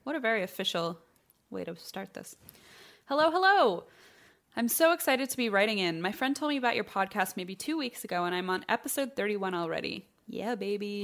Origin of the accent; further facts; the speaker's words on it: Troy, Illinois, United States; my hometown of Troy, Illinois. It's a small town in southern Illinois on the Saint Louis Metro